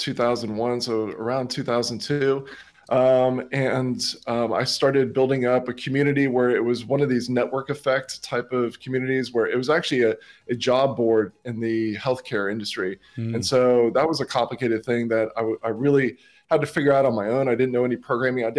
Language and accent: English; Miami, Florida, United States; moved away as an adult; also born or lived in St. Augustine, Florida; now in Australia; I grew up in Miami, Florida